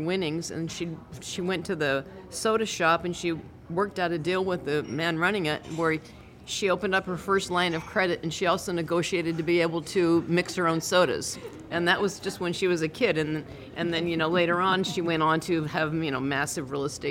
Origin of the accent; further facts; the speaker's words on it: Seattle, Washington, United States; I grew up in Seattle, and my grandparents were here